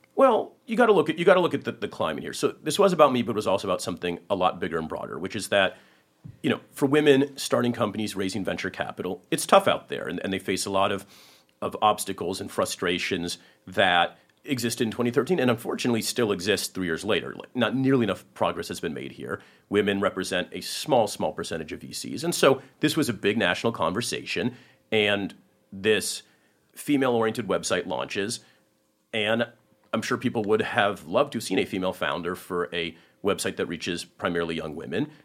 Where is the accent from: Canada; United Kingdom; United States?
United States; Silicon Valley, California; I grew up in Silicon Valley